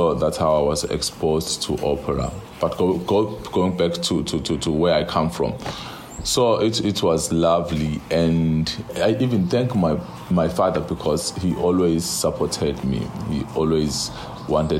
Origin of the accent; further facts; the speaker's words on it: near Sodwana Bay, KwaZulu-Natal, South Africa; I come from KZN, North KZN. It's near Sodwana Bay. When I was growing up, we used to have church choirs.